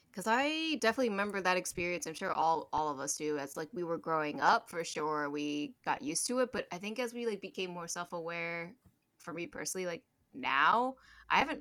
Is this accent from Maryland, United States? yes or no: yes; Maryland, United States; also born or lived in China; I, grew up in Maryland